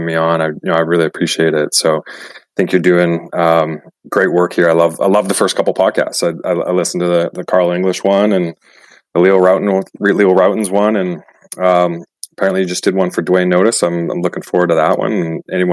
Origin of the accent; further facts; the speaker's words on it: Surrey, British Columbia, Canada; I grew up in Vancouver, a suburb of Vancouver called Surrey